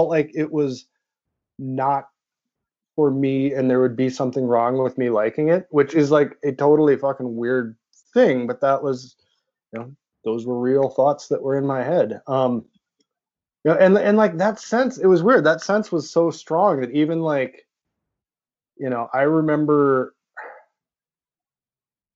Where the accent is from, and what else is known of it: rural Nebraska, United States; born or raised there